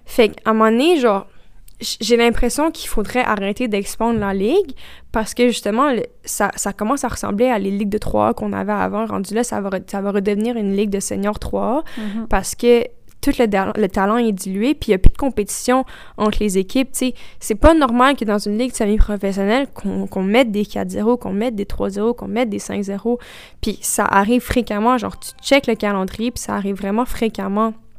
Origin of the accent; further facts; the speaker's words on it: Quebec, Canada; first language French; c'est notre langue maternelle aussi